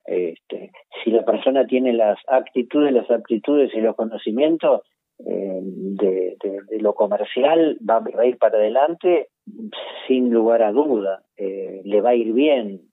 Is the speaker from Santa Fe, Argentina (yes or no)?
no; Buenos Aires, Argentina; somos porteños